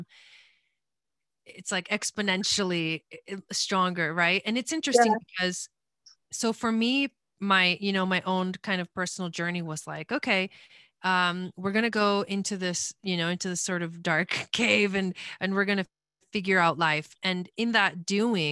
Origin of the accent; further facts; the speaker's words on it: Argentina; I was born in Argentina.